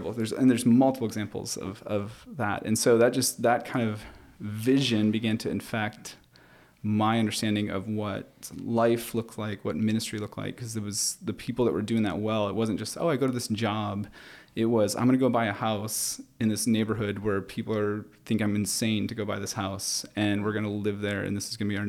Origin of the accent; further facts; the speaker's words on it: Kentwood, Michigan, United States; I grew up in Kentwood